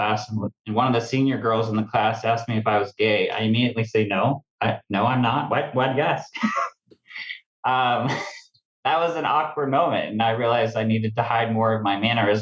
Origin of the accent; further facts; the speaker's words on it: Cottonwood, California, United States; now in Medford, United States; I was born and raised in Redding, California, specifically a small town called Cottonwood